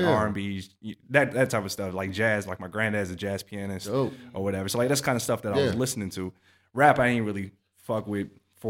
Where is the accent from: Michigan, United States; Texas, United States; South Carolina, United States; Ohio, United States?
Texas, United States; Harker Heights; also born or lived in Southern California; he went to Fort Hood, you know, Killeen area. I grew up in Harker Heights.